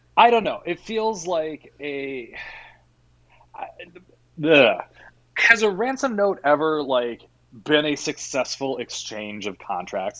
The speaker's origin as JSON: {"language": "English", "region": "Virginia", "country": "United States", "tie": "born or raised there", "also_born_or_lived": "Iowa", "moved": "yes", "said": "My family is from the South. I was born in Virginia."}